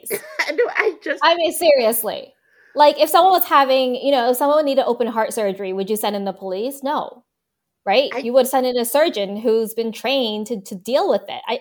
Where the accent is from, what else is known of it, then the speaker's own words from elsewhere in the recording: New York, United States; I don't know if it's because we grew up in New York